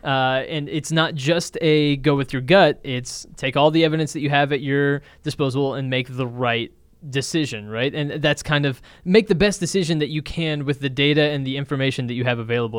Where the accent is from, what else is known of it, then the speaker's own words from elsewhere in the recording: Dallas, Texas, United States; I was born and raised here, so I'm a Cowboys fan